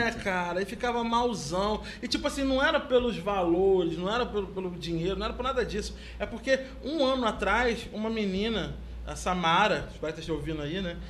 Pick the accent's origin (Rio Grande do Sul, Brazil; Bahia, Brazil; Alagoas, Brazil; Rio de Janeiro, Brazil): Rio de Janeiro, Brazil; eu sou carioca, porque eu sou professor de duas universidades aqui no Rio